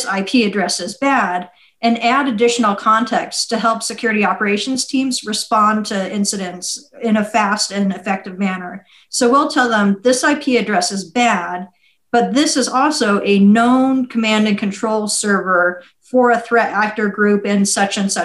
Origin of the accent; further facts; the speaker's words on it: Las Vegas, Nevada, United States; moved away as an adult; also born or lived in Kosovo; I'm from Las Vegas.